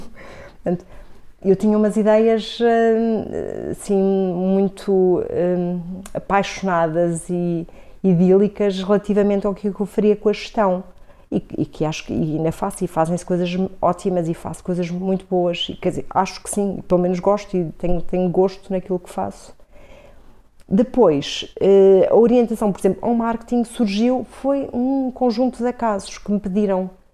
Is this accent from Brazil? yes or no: no; Coimbra, Centro, Portugal; also born or lived in Vila Real; Quando começo a ter memória, depois mais tarde, até a escola primária e adolescência aqui já foi em Coimbra